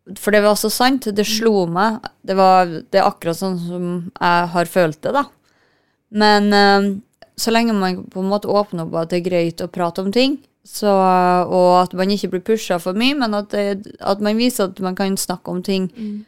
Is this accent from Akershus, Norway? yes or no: no; Kristiansund, Møre og Romsdal, Norway; Jeg er jo fra Kristiansund, det, vi begge er fra Kristiansund